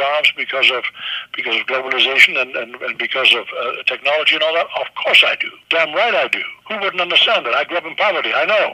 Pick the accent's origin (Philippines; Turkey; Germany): Germany; first language German; English is a second language; also born or lived in New York; now in United States; I was born in Nazi Germany